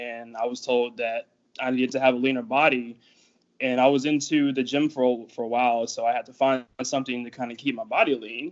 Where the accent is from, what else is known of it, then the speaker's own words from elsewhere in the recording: Savannah, Georgia, United States; accent: Georgia accent; I'm from Savannah, Georgia